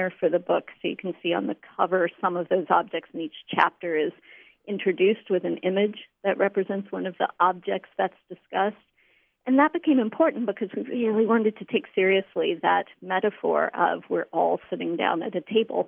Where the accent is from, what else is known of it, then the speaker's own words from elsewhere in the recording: Western North Carolina, United States; moved away; I'm from Western North Carolina